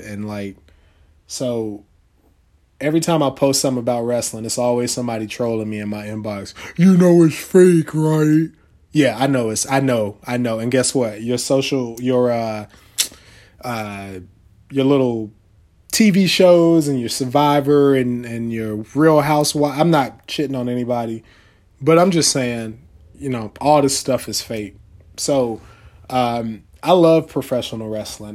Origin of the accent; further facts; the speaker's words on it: North Carolina, United States; I'm from North Carolina.